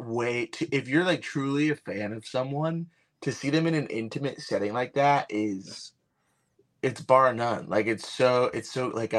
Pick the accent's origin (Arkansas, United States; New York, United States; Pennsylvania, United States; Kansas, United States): New York, United States; born there; I was born on Long Island, and I don't talk like that at all.